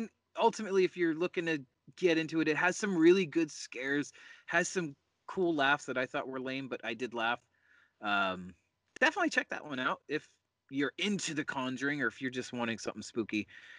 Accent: Connecticut, United States; I'm from Connecticut.

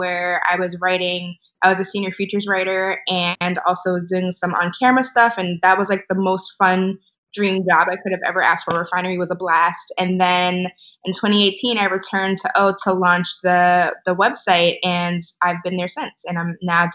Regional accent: Baltimore, Maryland, United States; also born or lived in St. Louis, Missouri; I am from born and raised in Baltimore, Maryland. Fun fact, I was born in St. Louis, but I moved when I was like a year old

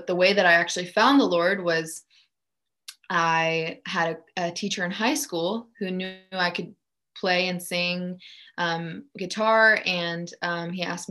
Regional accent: outside of Atlanta, Georgia, United States; English is a second language; moved away as an adult; also born or lived in Germany; now in Nashville, United States; I grew up in Germany. And then I moved to Atlanta in elementary school, learned English. I grew up right outside of Atlanta for a little over 10 years

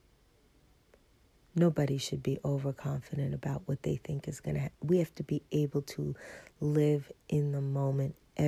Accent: New York, United States; moved away; I'm from New York

